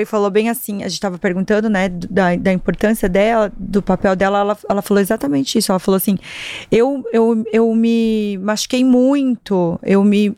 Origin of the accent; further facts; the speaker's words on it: Marechal Cândido Rondon, Paraná, Brazil; moved away; eu sou interiorana, eu saí de uma cidade de 60 mil pessoas, que aliás sou apaixonadíssima, Qual é, é? Marechal, chama Marechal Cândido Rondon